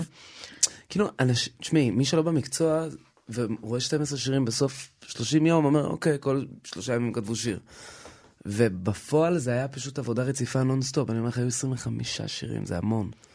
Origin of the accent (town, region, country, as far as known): Israel; born or raised there; also born or lived in United States